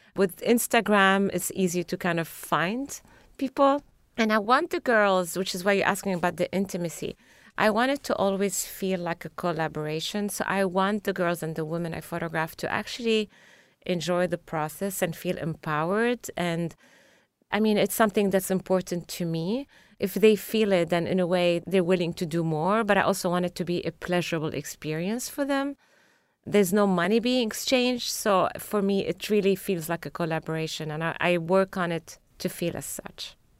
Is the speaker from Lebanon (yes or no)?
yes; Lebanon; moved away as an adult; also born or lived in Paris, France; now in Boston, United States; I grew up during the Civil War, but for some reason, when I remember my growing up and my teenage years in Lebanon